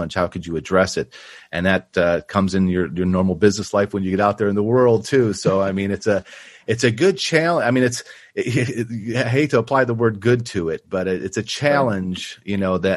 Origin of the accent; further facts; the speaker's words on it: Buffalo, New York, United States; now in Austin, United States; I'm actually from Buffalo, New York